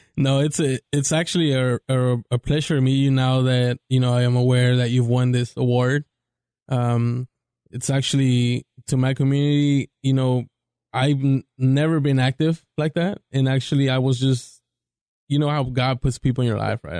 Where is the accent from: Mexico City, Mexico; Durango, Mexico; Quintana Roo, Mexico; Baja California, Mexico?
Mexico City, Mexico; I'm from Mexico City